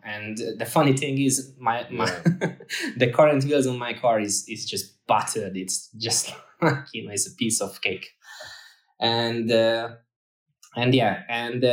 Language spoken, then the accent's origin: English; Hungary; moved away as an adult; also born or lived in Ireland; I lived in Ireland for almost 5 years, and we just moved back to Hungary where I'm originally from